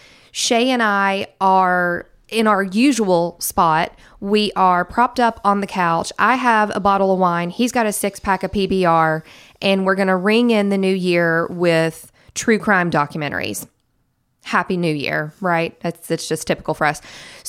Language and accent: English; Southern West Virginia, United States; I am from Southern West Virginia, but my family has ties to Harlan County, Kentucky.